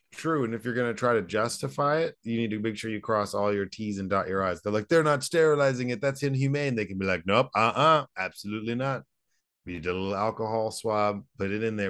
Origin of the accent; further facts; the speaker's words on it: Southlake, Texas, United States; also born or lived in Dallas, Texas; I grew up in Dallas